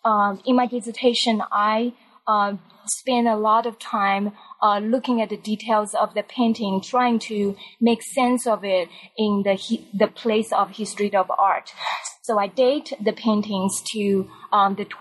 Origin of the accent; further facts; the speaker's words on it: Taiwan; moved away; I grew up in Taiwan, and in college, I was actually an English major